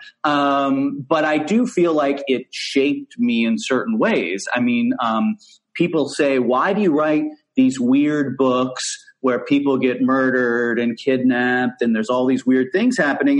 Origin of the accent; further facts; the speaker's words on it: Cincinnati, Ohio, United States; I was born in Cincinnati, Ohio